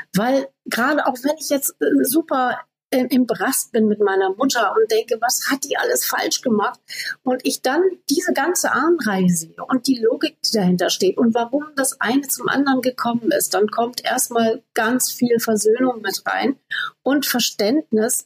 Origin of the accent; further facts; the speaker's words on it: Namibia; moved away; Ich bin in Namibia aufgewachsen